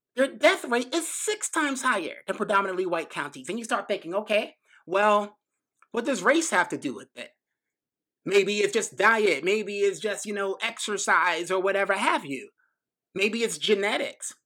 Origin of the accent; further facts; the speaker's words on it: New York City, New York, United States; I grew up in New York City, right? Grew up in Brooklyn, went to high school in the Bronx